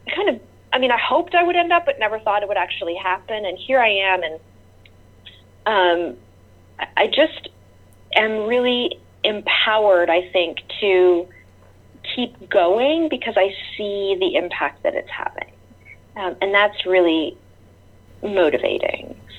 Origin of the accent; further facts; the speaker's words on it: near Toronto, Ontario, Canada; also born or lived in rural North Carolina; now in North Carolina, United States; I grew up near Toronto, Canada, um, in a suburb where all the houses looked the same